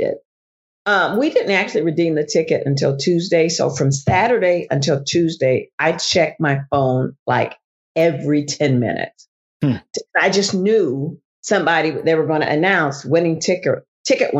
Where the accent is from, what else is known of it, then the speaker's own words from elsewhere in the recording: Springfield, Illinois, United States; moved away as an adult; now in Maryville, United States; I'm from Springfield. My whole family is there